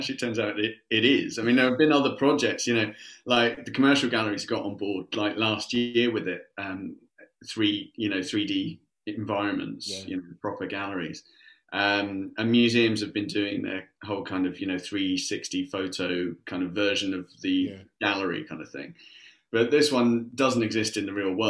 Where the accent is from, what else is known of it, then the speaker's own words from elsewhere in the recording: Surrey, South East England, United Kingdom; I grew up in Surrey. I was lucky enough, you know, I was like 20 minutes outside of London.